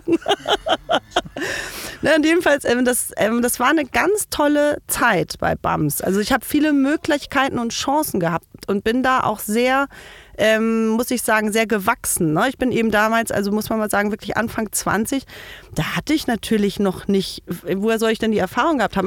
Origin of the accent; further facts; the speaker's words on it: village in Herzogtum Lauenburg district, Schleswig-Holstein, Germany; moved away as an adult; now in Berlin, Germany; bin wirklich so richtig auf dem Bauernhof mit lauter Viehzeug aufgewachsen